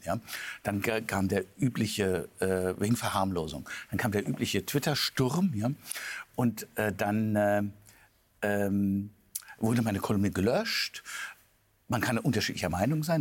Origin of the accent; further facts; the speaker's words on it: Germany; als, als, als, als Deutscher